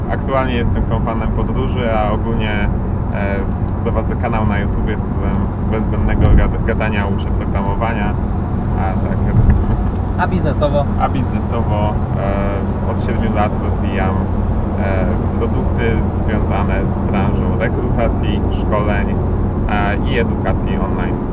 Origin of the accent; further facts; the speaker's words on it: Lubiaszów, Łódź Voivodeship, Poland; moved away; jestem e, z, z małej miejscowości, e, mieszkałem 20 lat pod Łodzią, e, kompletnie w takiej małej miejscowości Lubiaszów, e, pod Piotrkowem Trybunalskim